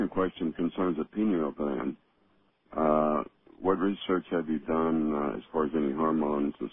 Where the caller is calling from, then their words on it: Madison, Wisconsin, United States; I'm from the Kingdom of Dane in Madison, Wisconsin